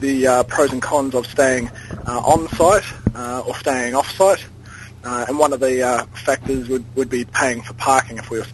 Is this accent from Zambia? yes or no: no; Wellington, New Zealand; now in Sydney, Australia; I'm from Wellington, New Zealand. So I'm actually calling out of Sydney, Australia at the moment.